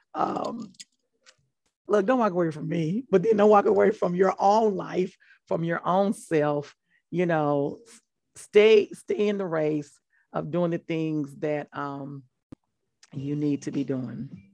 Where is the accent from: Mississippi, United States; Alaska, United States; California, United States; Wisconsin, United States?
Mississippi, United States; I'm from Mississippi and from being from Mississippi